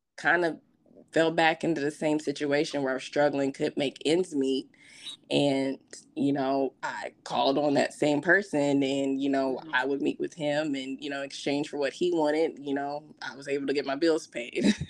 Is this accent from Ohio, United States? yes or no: no; Las Vegas, Nevada, United States; also born or lived in Louisville, Kentucky; originally, I'm from Louisville. My father had, um, after the my parents divorced, my father had moved to Vegas. So me and my siblings, um, back in like 96 i was about eight years old we have moved to las vegas to live with my father